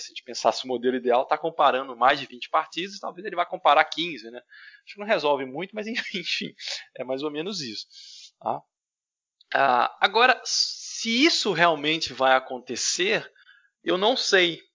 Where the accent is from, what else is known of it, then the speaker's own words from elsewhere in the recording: Brazil; nós brasileiros